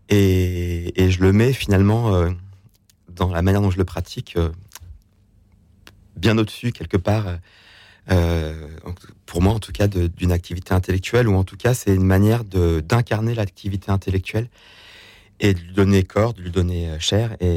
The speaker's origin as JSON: {"language": "French", "town": "Dieulefit", "region": "Auvergne-Rhône-Alpes", "country": "France", "tie": "born or raised there", "said": "Donc, c'est la Drôme, le 26, c'est là où j'ai grandi."}